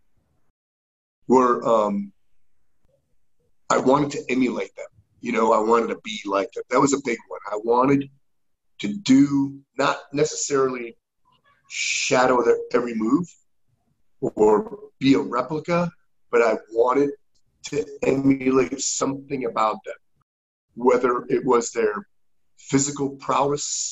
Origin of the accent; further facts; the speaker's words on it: Connecticut, United States; moved away as an adult; I grew up in Connecticut